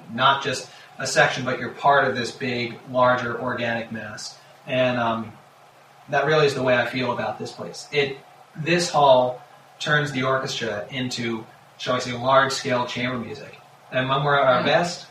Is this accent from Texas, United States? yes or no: no; New Jersey, United States; moved away as an adult; also born or lived in Pittsburgh / New York; I grew up in New Jersey